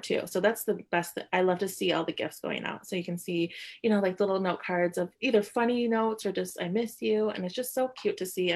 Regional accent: Lansing, Michigan, United States; also born or lived in Madison, Wisconsin; now in Grand Rapids, United States; I grew up in the Lansing area

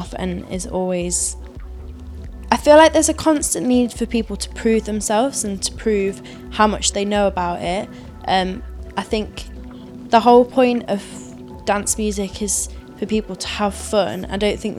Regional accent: Ashbourne, East Midlands, United Kingdom; we're from Ashbourne, like a little town in Derbyshire

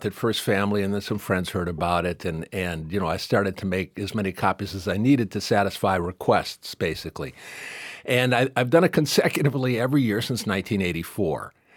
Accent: Detroit, Michigan, United States; I grew up in Detroit in the sixties when Motown was at its height

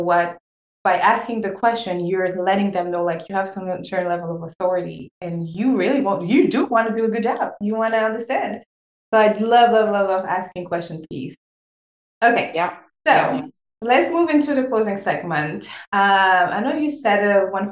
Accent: Senegal; born or raised there; first language French; English is a second language; moved away

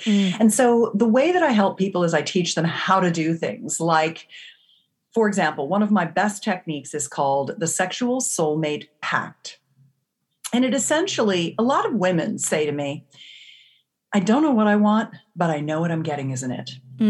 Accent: California, United States; I come from the Silicon Valley of California

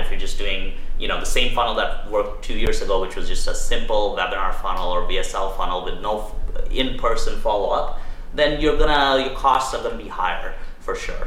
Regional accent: Toronto, Ontario, Canada; I grew up in Toronto, Canada

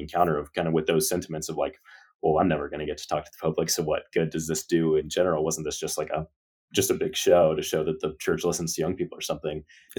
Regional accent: Kansas, United States; my dad is an English teacher in the little town where I grew up in Northeast Kansas.

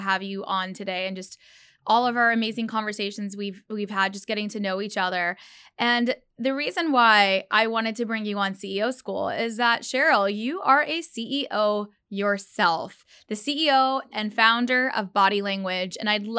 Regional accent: Dallas, Texas, United States; Go Cowboys. I grew up in Dallas.

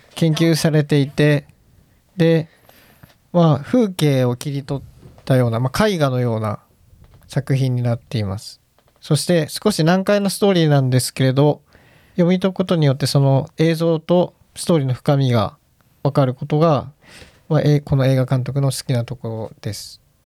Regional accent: Japan; 日本人として参加させてもらってます

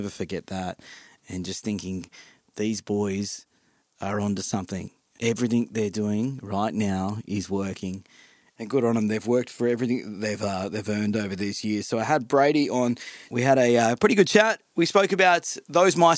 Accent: Central Coast, New South Wales, Australia; I'm from the Central Coast as well

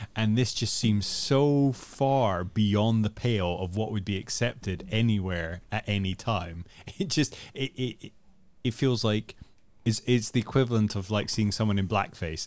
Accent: Netherlands; I grew up in the Netherlands and watched B B C One and Two

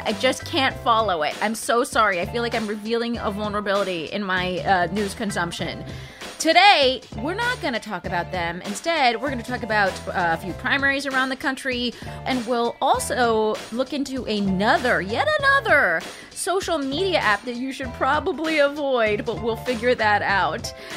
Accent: United States; I'm Iranian American

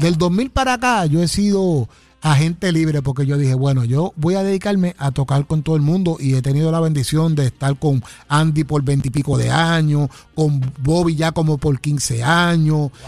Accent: Ponce, Puerto Rico; moved away as an adult; yo soy de Ponce, vine a, al área de acá a trabajar

